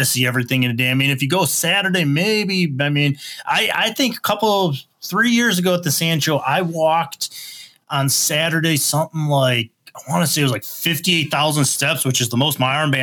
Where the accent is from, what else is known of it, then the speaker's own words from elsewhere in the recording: Midwest, United States; I'm from the Midwest